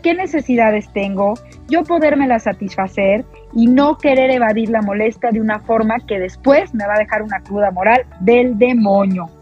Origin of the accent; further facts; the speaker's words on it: Mexico; para nosotros como mexicanos